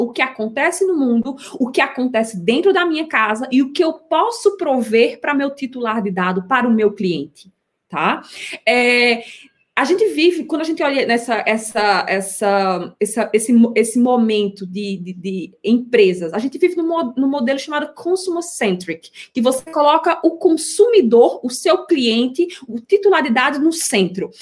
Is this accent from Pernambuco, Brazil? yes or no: yes; Recife, Pernambuco, Brazil; accent: Northeastern; moved away as an adult; now in São Paulo, Brazil; eu sou natural de Recife, sotaque, vocês vão escutar alguns regionalismos